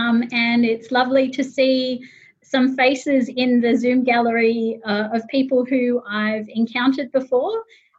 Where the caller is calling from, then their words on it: Sydney, New South Wales, Australia; I would begin by saying that I'm talking today from Gadigal and Bidjigal land, part of the Eora Nation, and I pay my respects to them.